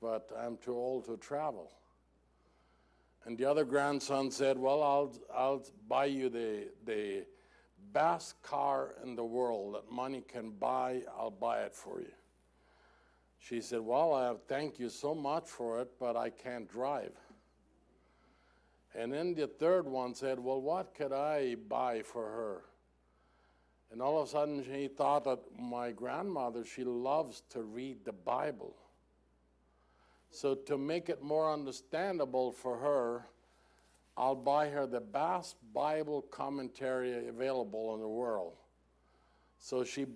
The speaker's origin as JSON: {"language": "English", "country": "Mexico", "tie": "born or raised there", "first_language": "German", "second_language": "English", "said": "Even though I was born in Mexico, I was born in a German language and culture, so that's the reason for my strange accent"}